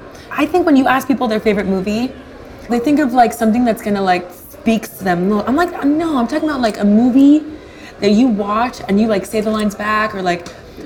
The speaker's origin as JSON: {"language": "English", "town": "Coral Gables", "region": "Florida", "country": "United States", "tie": "born or raised there", "also_born_or_lived": "New York", "moved": "yes", "said": "I come from Coral Gables"}